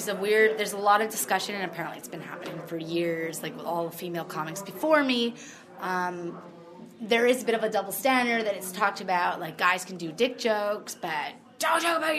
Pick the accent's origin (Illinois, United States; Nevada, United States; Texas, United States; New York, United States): New York, United States; Brooklyn; also born or lived in Montreal; now in Vancouver, Canada; But, I came to Vancouver. I grew up in Brooklyn and in Montreal, and I came here for theater school.